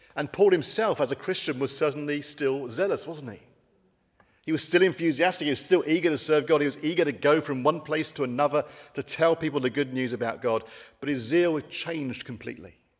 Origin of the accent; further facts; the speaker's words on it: United Kingdom; as British people